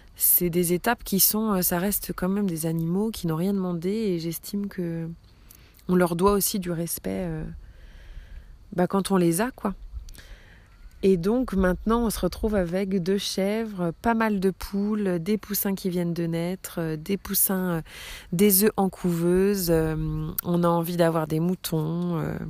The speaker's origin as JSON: {"language": "French", "region": "Brittany", "country": "France", "also_born_or_lived": "the islands", "said": "j'ai 34 ans, je suis bretonne"}